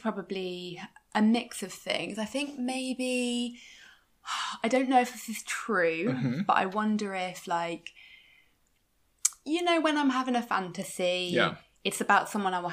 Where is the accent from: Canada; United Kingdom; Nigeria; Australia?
United Kingdom; me being so British